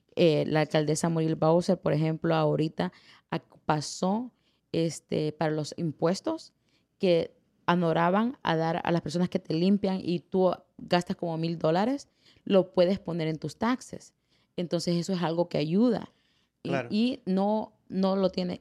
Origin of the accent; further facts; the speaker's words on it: El Salvador; moved away; soy la primera salvadoreña que corre esta oficina